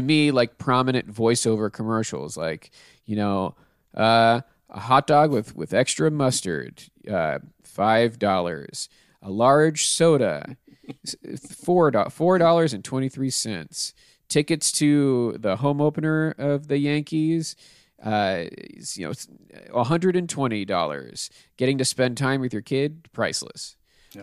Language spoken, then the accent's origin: English; Pittsburgh, Pennsylvania, United States; I'm from Pittsburgh, so it would have been from uh, the the chain that we have there called Giant Eagle